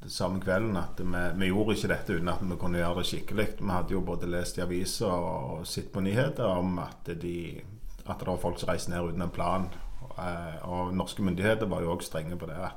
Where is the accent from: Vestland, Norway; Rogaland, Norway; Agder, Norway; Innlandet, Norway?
Rogaland, Norway; Ålgård; Jeg er fra Ålgård.